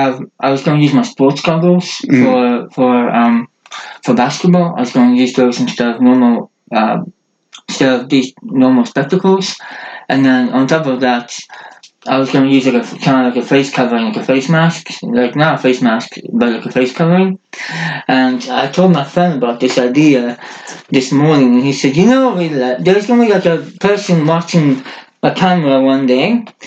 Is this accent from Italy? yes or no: no; Norway; first language Norwegian; English is a second language; my mother language is Norsk Bokmål, so Norwegian, the official language of Norway, but in Norway there's two languages, Bokmål and Nynorsk. I do speak both